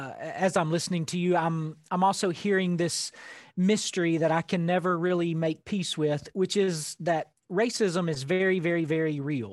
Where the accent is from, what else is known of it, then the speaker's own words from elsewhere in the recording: Arkansas Delta, United States; accent: Southern; I grew up in the Arkansas Delta.